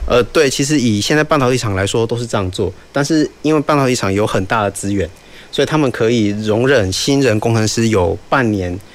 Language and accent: Chinese; Taiwan; 这是让我们台湾人自豪的